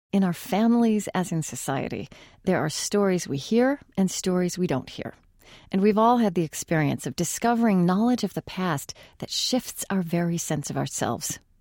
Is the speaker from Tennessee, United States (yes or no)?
no; Oklahoma, United States; I grew up in Oklahoma